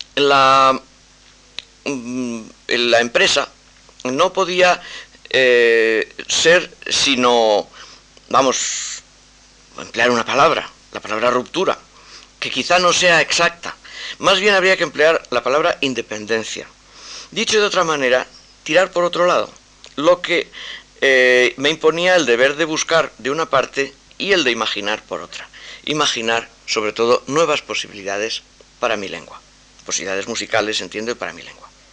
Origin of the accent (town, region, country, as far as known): Spain